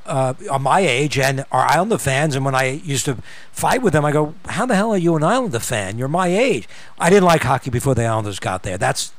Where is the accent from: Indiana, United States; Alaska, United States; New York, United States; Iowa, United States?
New York, United States; Westchester; I grew up in Westchester, which is much closer to the Bronx.